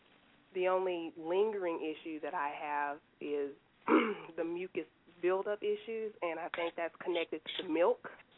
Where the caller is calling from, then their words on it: Nashville, Tennessee, United States; I'm calling from Nashville, Tennessee.